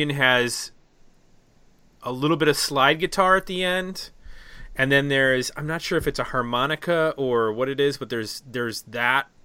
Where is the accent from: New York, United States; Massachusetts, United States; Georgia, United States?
New York, United States; Buffalo; I grew up in Buffalo